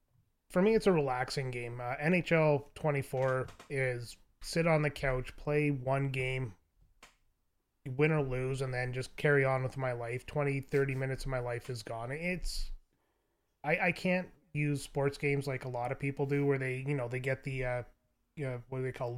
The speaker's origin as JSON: {"language": "English", "country": "Canada", "said": "As a Canadian"}